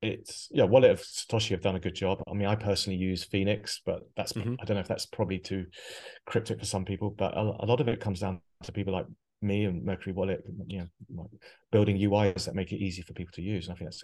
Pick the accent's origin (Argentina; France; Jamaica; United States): France; Biarritz, Nouvelle-Aquitaine; born there; I have a French mother. I mean, I think I told you my mum actually lives. I was born in Biarritz.